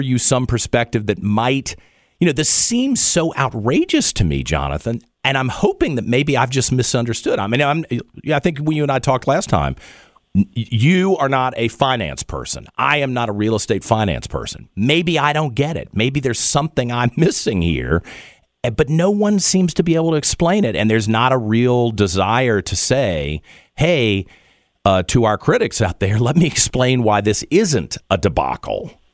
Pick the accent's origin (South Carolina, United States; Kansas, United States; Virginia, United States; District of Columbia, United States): Virginia, United States; Richmond; This is my hometown. It's the state capital.